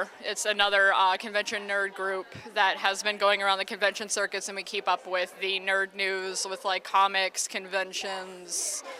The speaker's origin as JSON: {"language": "English", "region": "Ohio", "country": "United States", "tie": "born or raised there", "also_born_or_lived": "Maine", "moved": "as an adult", "lives_now": "New England, United States", "said": "I'm actually a native of Ohio."}